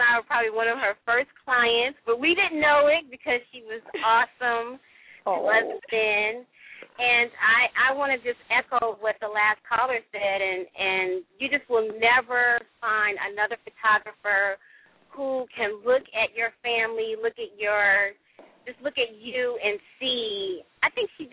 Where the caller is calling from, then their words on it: Georgia, United States; I'm calling from Marl, Georgia